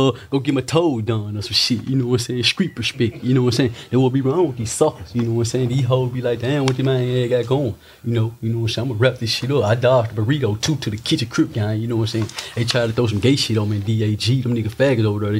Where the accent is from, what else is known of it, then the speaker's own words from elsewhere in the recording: Inglewood, California, United States; I'm from Englewood, California